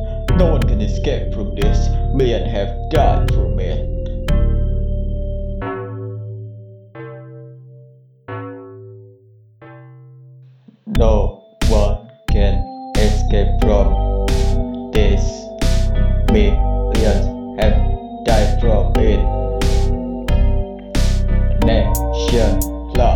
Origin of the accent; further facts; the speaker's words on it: Blitar, East Java, Indonesia; now in Surabaya, Indonesia; My age right now is about 21 years old. I was born in August 13, 1999 in a small town of Blitar.